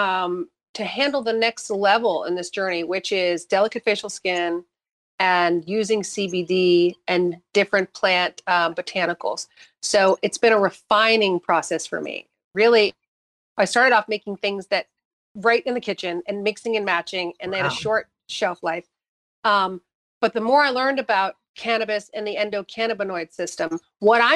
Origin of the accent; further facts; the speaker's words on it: New Hampshire, United States; I grew up in New Hampshire